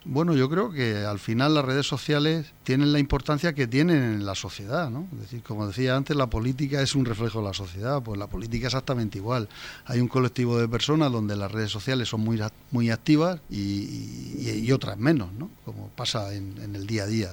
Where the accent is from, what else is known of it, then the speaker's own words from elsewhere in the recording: Torre Pacheco, Region of Murcia, Spain; moved away as an adult; also born or lived in Madrid; me casé muy joven con una murciana, la cual la convertí en pachequera, porque nos vinimos a vivir aquí